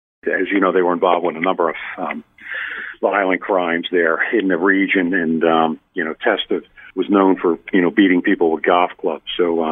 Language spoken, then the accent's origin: English; Cape May County, New Jersey, United States; I'm from Cape May County, the most southern part of the county or the state.